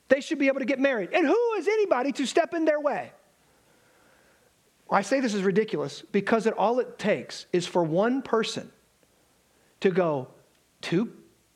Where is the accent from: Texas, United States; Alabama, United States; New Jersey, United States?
Alabama, United States; I am from Alabama